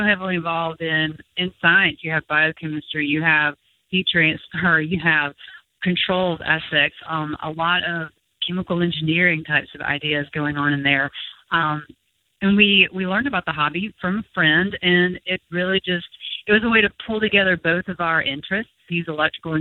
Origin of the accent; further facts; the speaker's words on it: Mississippi, United States; having started this in my home state and being able to stay in my home state